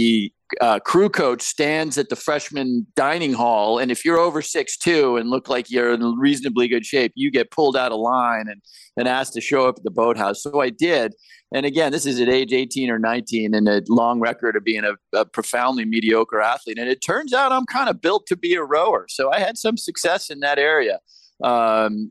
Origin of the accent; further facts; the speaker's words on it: Pennington, New Jersey, United States; also born or lived in Lima, Peru / Colombia; I grew up in a very small little town called Pennington, New Jersey, after we moved from South America